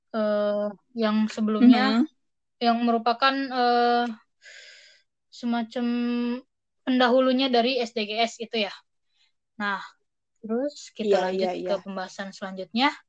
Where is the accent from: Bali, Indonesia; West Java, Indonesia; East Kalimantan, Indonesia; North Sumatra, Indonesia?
West Java, Indonesia; Bogor; untuk aku pribadi ya, aku kan dari Bogor.